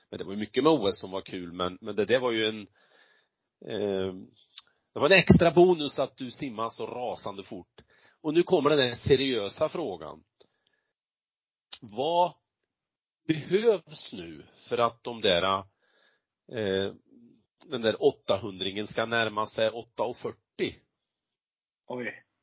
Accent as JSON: {"language": "Swedish", "region": "Värmland", "country": "Sweden", "said": "säger vi här hemma i Värmland."}